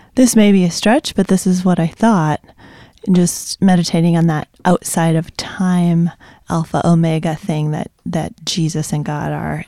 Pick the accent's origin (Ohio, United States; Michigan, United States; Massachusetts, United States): Michigan, United States; Zeeland; I grew up in Zealand, but I'm not Dutch